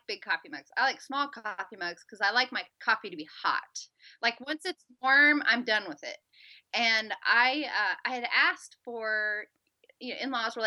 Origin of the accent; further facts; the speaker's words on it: Southern California, United States; I grew up in Southern California